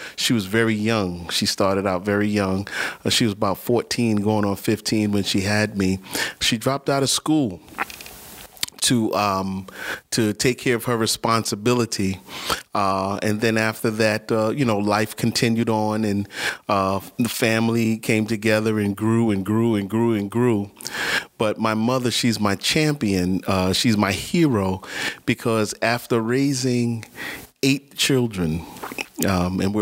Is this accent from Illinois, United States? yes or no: no; New York City, New York, United States; I was born and raised in New York City. I'm a native New Yorker. I lived in Manhattan, the Lower East Side